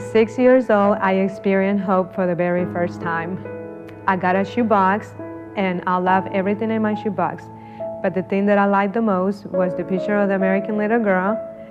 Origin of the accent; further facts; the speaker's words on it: Honduras; moved away; I am from Honduras. From the day I was born until I was 16, I lived in an orphanage.